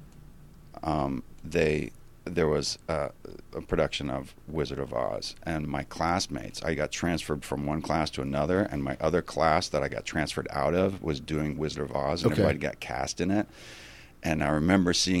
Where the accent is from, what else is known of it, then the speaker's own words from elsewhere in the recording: North Carolina, United States; moved away as an adult; also born or lived in Connecticut / Seattle; I was born in Connecticut. I grew up there for a while, and then my father was transferred down to North Carolina, and then I grew up in North Carolina